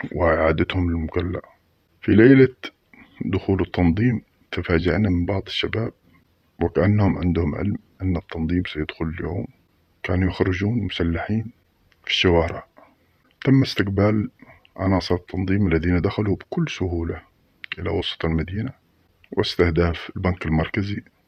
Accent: Mukalla, Hadhramaut, Yemen; عندنا في المكلا

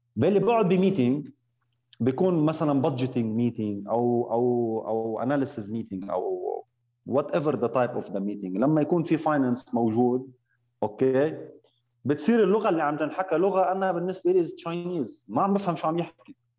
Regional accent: Lebanon; moved away as an adult; also born or lived in Riyadh, Saudi Arabia / Eastern Province, Saudi Arabia; now in Saudi Arabia; انا من لبنان آه، وعايش صار لي 13 سنه من المملكه العربيه السعوديه

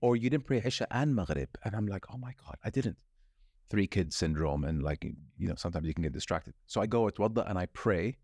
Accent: Saudi Arabia; also born or lived in California, United States; I'm Muslim or not say I'm from Saudi Arabia

